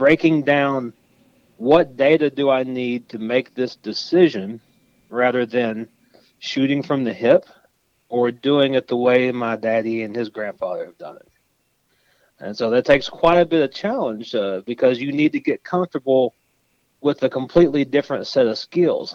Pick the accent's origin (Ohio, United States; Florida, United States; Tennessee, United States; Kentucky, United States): Kentucky, United States; moved away as an adult; also born or lived in Auburn, Alabama / Mississippi; now in North Carolina, United States; I grew up in Kentucky, which is not a cotton-producing state